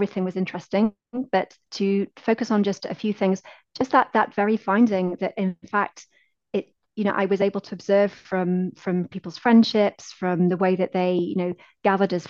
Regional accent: United Kingdom; my positionality as a British researcher

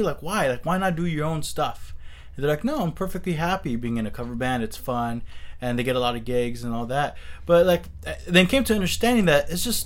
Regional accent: Milpitas, California, United States; also born or lived in San Jose; I lived here all my life

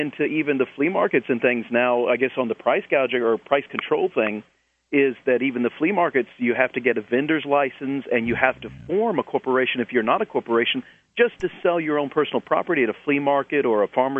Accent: South Carolina, United States; I'm from South Carolina

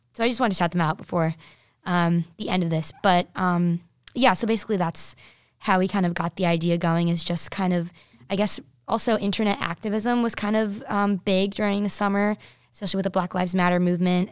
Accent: New Jersey, United States; I'm from New Jersey

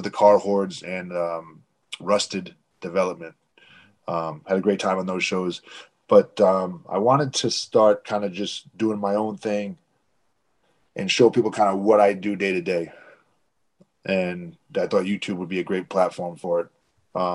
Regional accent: Providence, Rhode Island, United States; I grew up in New England, Providence and suburbs of Providence

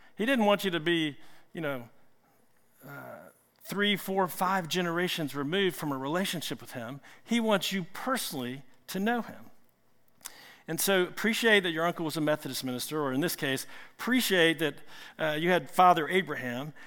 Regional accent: Richmond, Virginia, United States; I'm from Richmond

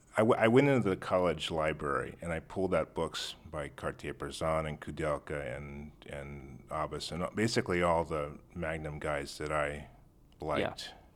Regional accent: La Jolla, California, United States; I grew up in La Jolla

